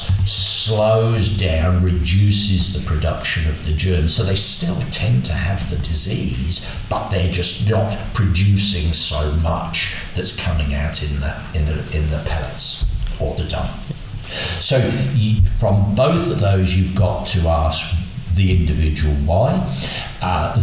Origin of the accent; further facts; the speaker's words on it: Berkshire, South East England, United Kingdom; when I was growing up in Berkshire in dairy cattle